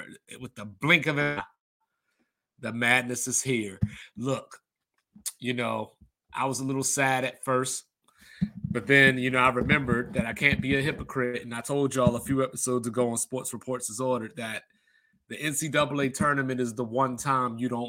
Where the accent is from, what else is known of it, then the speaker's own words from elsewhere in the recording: Maryland, United States; You know, the ACC is near and dear to my heart, you know, because I grew up in Maryland.